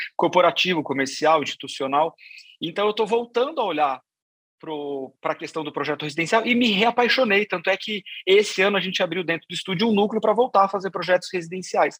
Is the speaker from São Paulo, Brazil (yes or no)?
yes; Sorocaba, São Paulo, Brazil; eu sou de Sorocaba, sou, sou, do interior